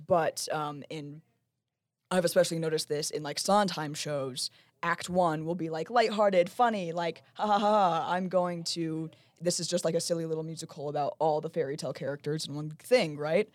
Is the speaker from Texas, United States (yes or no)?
no; Lehi, Utah, United States; I'm from Lehigh, and I went to Sky Ridge High School